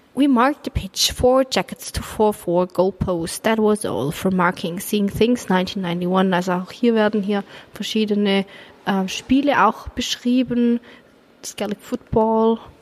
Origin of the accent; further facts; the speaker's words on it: Germany; bei uns in Deutschland